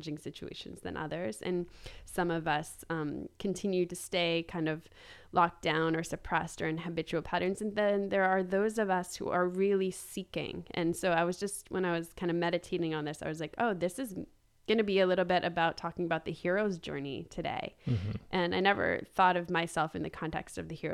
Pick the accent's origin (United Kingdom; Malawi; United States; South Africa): United States; Boston, East Coast; moved away as an adult; I was born in Boston and raised in the East Coast